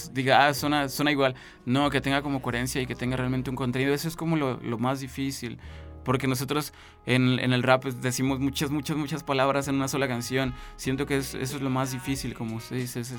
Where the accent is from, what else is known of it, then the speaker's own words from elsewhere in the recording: San Luis Potosí, Mexico; Yo soy un potosino que hace música independiente en el estado